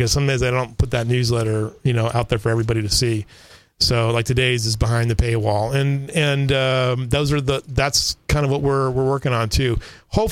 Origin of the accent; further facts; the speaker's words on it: Southern California, United States; now in Kerrville, United States; I grew up in Southern California